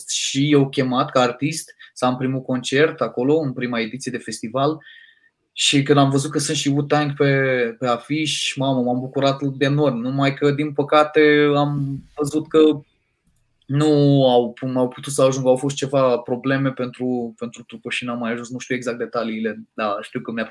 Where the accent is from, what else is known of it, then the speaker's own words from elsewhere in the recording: Moldavia, Romania; m-am ambiționat eu ca un moldovean șmecher ce sunt